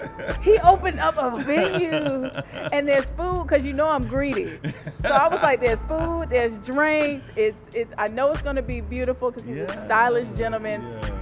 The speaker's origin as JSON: {"language": "English", "town": "Tampa", "region": "Florida", "country": "United States", "tie": "born or raised there", "moved": "yes", "said": "Here in my hometown of Tampa, Florida."}